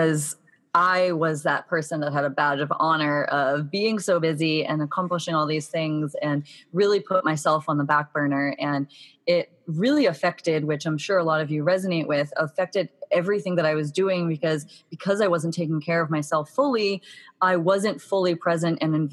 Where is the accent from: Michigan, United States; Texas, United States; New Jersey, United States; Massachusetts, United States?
Massachusetts, United States; Boston; now in San Diego, United States; I'm actually from Boston, Massachusetts, and grew up in a very kind of fast-paced, go, go, go, setting high goals for myself kind of atmosphere